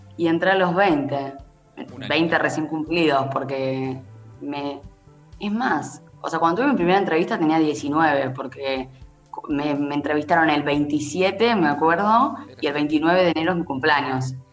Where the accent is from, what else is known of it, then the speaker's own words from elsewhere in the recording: Haedo, Buenos Aires Province, Argentina; yo soy de Aedo